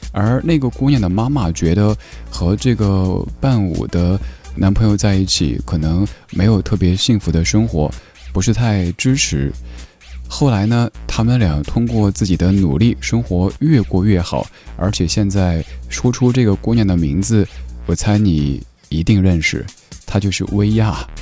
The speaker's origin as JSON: {"language": "Chinese", "town": "Chengdu", "region": "Sichuan", "country": "China", "tie": "born or raised there", "said": "我家乡成都"}